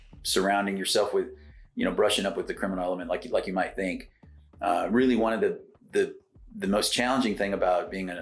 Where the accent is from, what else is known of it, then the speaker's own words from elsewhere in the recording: Floresville, Texas, United States; moved away as an adult; also born or lived in San Antonio, Texas / Dallas, Texas / Plano, Texas; I grew up in South Texas. My parents are farmers, hay farmers